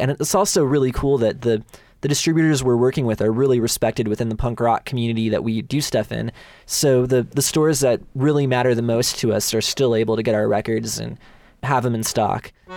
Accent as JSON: {"language": "English", "area": "Bay Area", "region": "California", "country": "United States", "tie": "born or raised there", "said": "I'm born and raised within a hundred miles of here"}